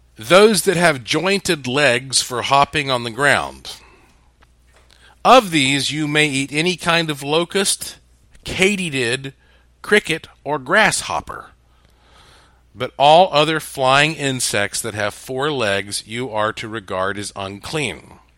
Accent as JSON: {"language": "English", "area": "the Bible Belt", "region": "the South", "country": "United States", "tie": "born or raised there", "said": "I was raised up in the Bible Belt as a Southern Baptist"}